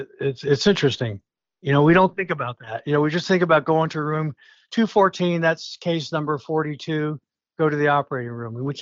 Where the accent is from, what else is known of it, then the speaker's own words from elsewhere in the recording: Allentown, Pennsylvania, United States; growing up in Allentown, PA